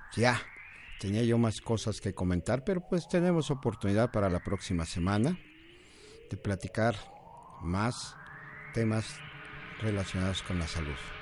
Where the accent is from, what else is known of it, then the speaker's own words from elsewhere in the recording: Puebla, Mexico; also born or lived in Guadalajara; Puebla, mis paisanos, yo soy poblano